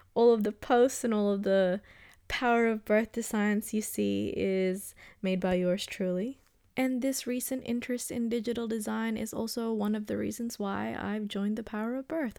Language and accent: English; Australia; also born or lived in Philippines; I came from the Philippines, but I pretty much grew up in Australia. I moved here when I was turning seven or eight.